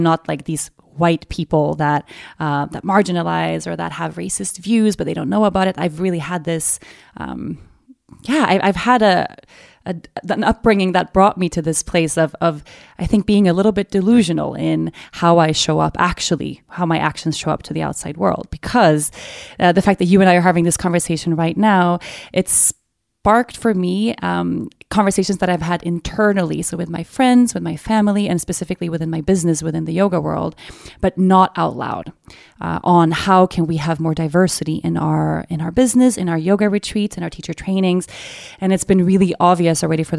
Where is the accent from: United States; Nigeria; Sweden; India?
Sweden; Stockholm, Stockholm County; born and raised in Sweden